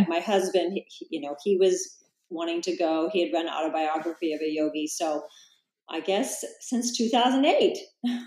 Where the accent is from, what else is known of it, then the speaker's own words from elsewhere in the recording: Salina, Kansas, United States; moved away as an adult; now in Encinitas, United States; I actually grew up in a town called Salina, that's about three hours from Kansas City